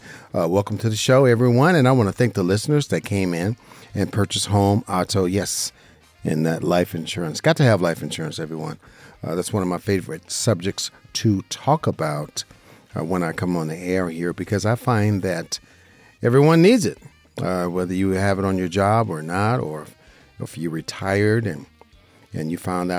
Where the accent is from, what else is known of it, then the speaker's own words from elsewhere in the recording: Las Vegas, Nevada, United States; I'm a licensed insurance broker right here in Las Vegas, Nevada, my hometown